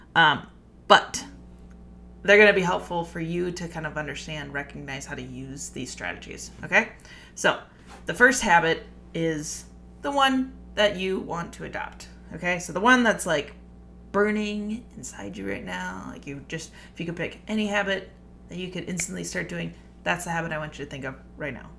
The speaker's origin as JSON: {"language": "English", "region": "Minnesota", "country": "United States", "said": "I am Minnesotan"}